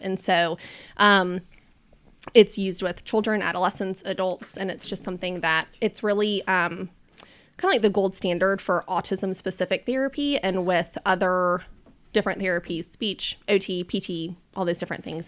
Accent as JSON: {"language": "English", "town": "Charlotte", "region": "North Carolina", "country": "United States", "tie": "born or raised there", "said": "I'm a native charlatan. So I was born and raised here."}